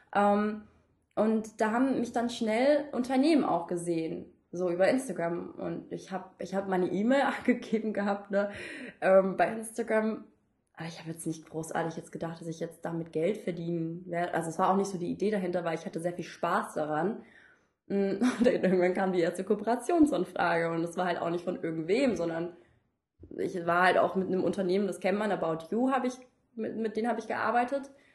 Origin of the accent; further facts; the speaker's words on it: suburb of Frankfurt, Hesse, Germany; ich bin jetzt nicht in der Stadt zur Schule gegangen, sondern auch in einem Vorort und von Frankfurt